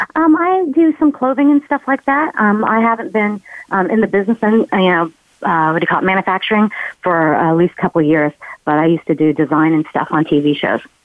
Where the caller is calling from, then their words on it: Laguna Beach, California, United States; I'm calling in from Laguna Beach, California